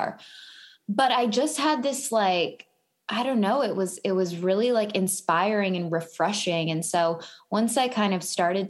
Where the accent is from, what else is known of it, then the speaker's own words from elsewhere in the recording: Vancouver, British Columbia, Canada; moved away as an adult; now in Los Angeles, United States; I am from Vancouver, Canada